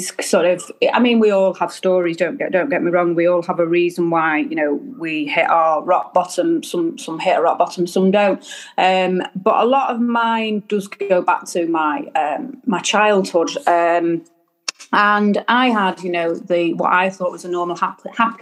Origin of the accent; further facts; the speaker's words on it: Derbyshire, High Peak, East Midlands, United Kingdom; I come from Derbyshire, High Peak, so up north.